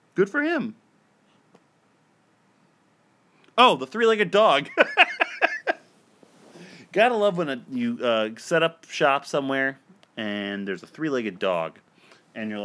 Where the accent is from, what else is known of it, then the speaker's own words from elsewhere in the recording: New York, United States; I'm from New York. I just don't have a stupid accent